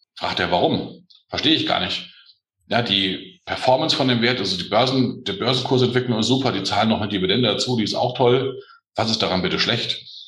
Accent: northeast Hesse, Germany; ich bin eigentlich Hesse. Ich bin Ost, Ost, Nordosthesse

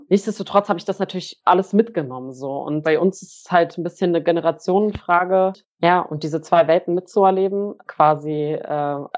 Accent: Germany; also born or lived in Poland; ich bin zwar in Deutschland geboren, aber in beiden Ländern aufgewachsen. Ja, ich bin relativ früh nach äh, meiner Geburt quasi immer hin und her gependelt.

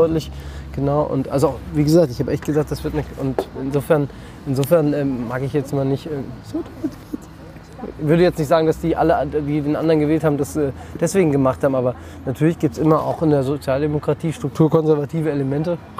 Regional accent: Roßdorf, Hesse, Germany; also born or lived in Frankfurt / Erfurt; Rostorf dazu, wo ich herkomme

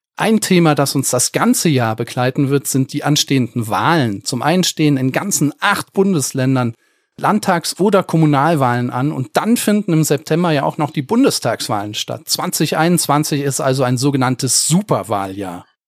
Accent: Germany; accent: Rhenish; ich als Eifler Jung habe immer darunter zu leiden, dass mich alle auf meinen schönen rheinischen Akzent ansprechen

